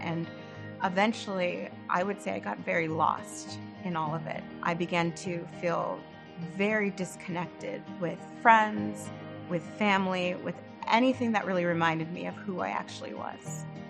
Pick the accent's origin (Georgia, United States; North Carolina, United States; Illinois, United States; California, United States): California, United States; Northern; moved away as an adult; also born or lived in Los Angeles; now in Burlington, United States; I am originally from Northern California. I lived there for the majority of my life